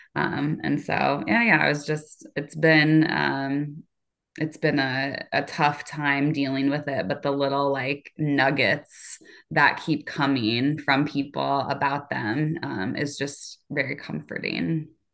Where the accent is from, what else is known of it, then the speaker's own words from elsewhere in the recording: Cedar Rapids, Iowa, United States; I am from Cedar Rapids, Iowa